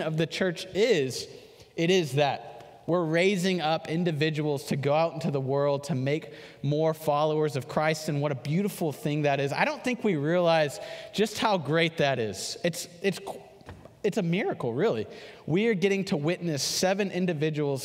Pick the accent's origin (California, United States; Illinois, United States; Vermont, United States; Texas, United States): Texas, United States; Houston; I'm from Houston, and there was 10 of us that lived in this subdivision together